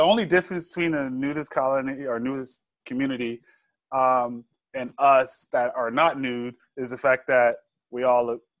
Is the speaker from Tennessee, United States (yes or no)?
no; Georgia, United States; Nude. I'm from